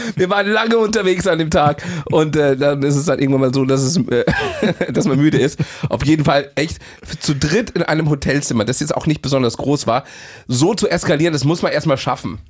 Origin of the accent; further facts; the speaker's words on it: Bavaria, Germany; als Bayer